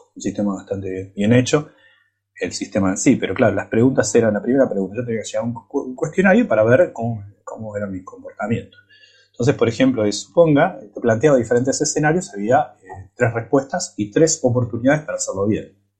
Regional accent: Buenos Aires, Argentina; moved away; also born or lived in United States; yo soy argentino, latinoamericano, crecí en, en el barrio San Telmo

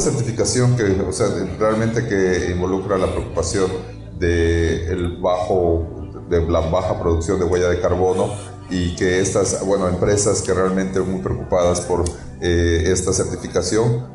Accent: Yucatán, Mexico; nosotros como eh, yucatecos o como eh, trabajando aquí en Yucatán

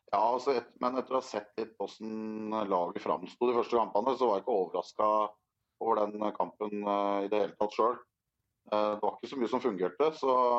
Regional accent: Drammen, Buskerud, Norway; Vi er fra Drammen

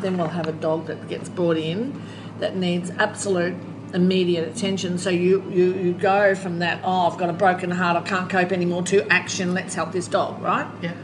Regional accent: Australia; moved away; I come from Australia. I can go home

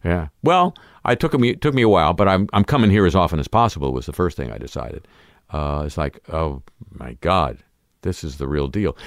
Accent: Southern California, United States; growing up in Southern California

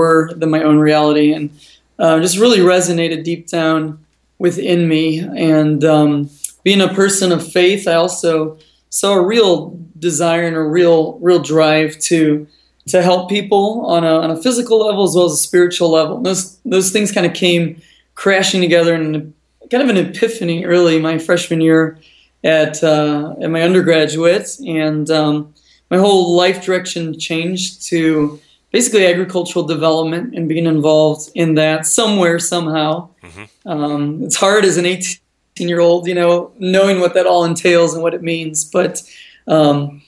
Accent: Illinois, United States; moved away as an adult; also born or lived in Indiana; now in Thailand; I'm from Illinois

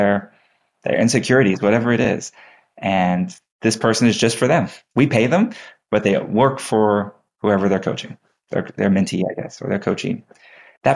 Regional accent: Texas, United States; growing up in Texas, I took 2 years of Texas history

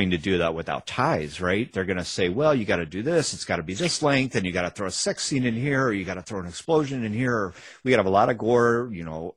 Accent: Chicago, Illinois, United States; We grew up in Chicago on the Northwest side

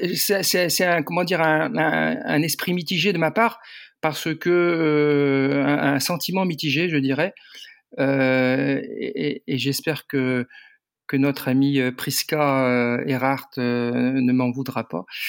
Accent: Landerneau, Brittany, France; also born or lived in Brignogan-Plage; je suis originaire de, de Landerneau, certes, mais aussi de Brignogan-Plage.

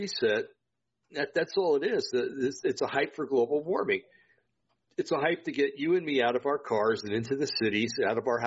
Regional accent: Vacaville, California, United States; moved away; Did all my growing up in the Vacaville area

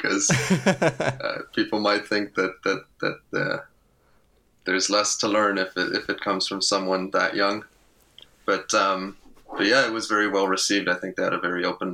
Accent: Luxembourg; moved away as an adult; now in Eindhoven, Netherlands; I grew up in Luxembourg, spent the first 18 years of my life there

